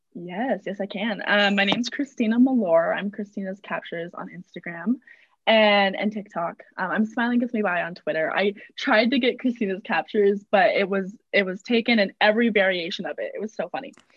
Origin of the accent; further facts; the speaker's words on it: San Diego, California, United States; moved away as an adult; now in Utah, United States; I'm from San Diego originally